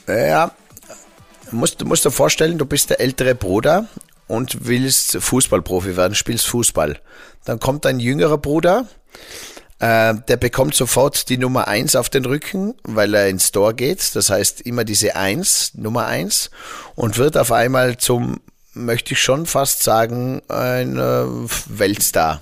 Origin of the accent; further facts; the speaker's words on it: Zillertal, Tyrol, Austria; bei uns im Zillertal